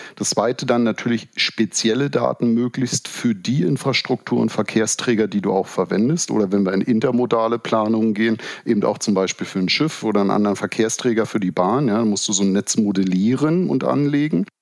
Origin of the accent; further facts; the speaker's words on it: Berlin, Germany; also born or lived in Bremen; wenn man als Berliner viele Jahre nach Karlsruhe gependelt ist